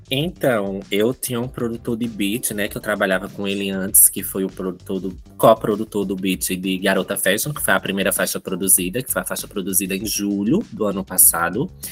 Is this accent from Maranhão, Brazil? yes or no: no; Santa Maria da Boa Vista, Pernambuco, Brazil; now in Petrolina, Brazil; sou de Santa Maria da Boa Vista, eu vim aqui para Petrolina